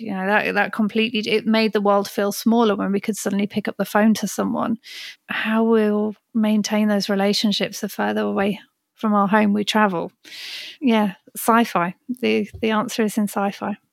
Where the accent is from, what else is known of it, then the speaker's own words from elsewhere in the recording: Birmingham, West Midlands, United Kingdom; moved away as an adult; also born or lived in London; I was born and raised in Birmingham, only lived in Birmingham and London, then moved out to the country a few years ago.